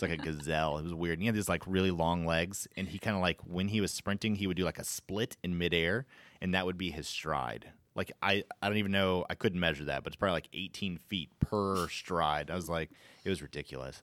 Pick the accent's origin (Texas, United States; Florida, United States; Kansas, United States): Florida, United States; I grew up in Florida